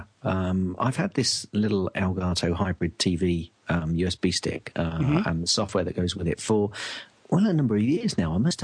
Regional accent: England, United Kingdom; as an Englishman

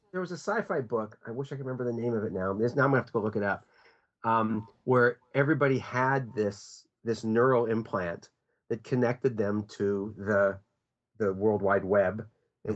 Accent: United States; I'm an American

